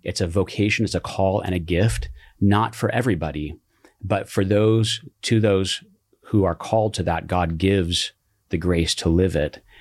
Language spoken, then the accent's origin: English; Colorado, United States; now in Silverado Canyon, United States; I grew up in Colorado